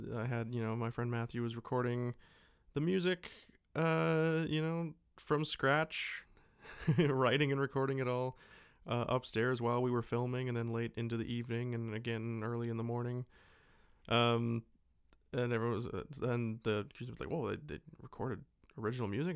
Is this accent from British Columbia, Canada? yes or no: yes; Abbotsford, British Columbia, Canada; we grew up in a shitty little, uh, town about forty-five minutes to an hour away from Vancouver